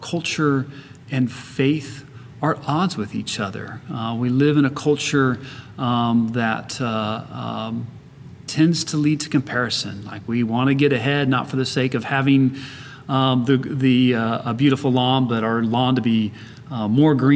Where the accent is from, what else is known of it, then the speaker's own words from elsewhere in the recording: Kansas City, Missouri, United States; now in San Antonio, United States; I went to university in a first locally where I grew up in Kansas City